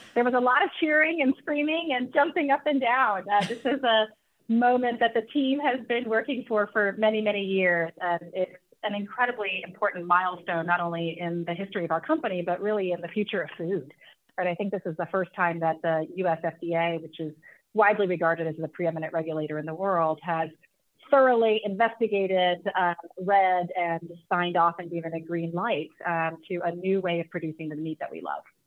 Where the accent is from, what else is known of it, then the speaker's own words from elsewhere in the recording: Texas, United States; I am from Texas